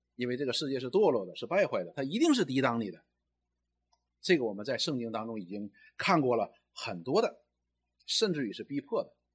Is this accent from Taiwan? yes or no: no; China; 我们中国人常常讲一句话：“你知道你是谁吗？”